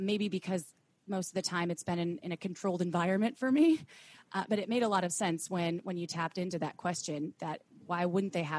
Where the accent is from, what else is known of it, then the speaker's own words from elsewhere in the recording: United States; being an American